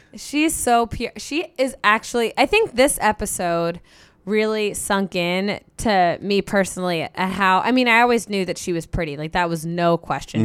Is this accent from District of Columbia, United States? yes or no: no; Cincinnati, Ohio, United States; I grew up in Cincinnati